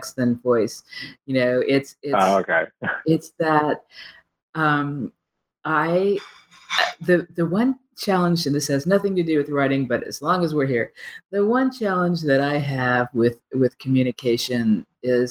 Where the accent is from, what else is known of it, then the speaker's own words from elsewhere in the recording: Midwest, United States; Being a Midwesterner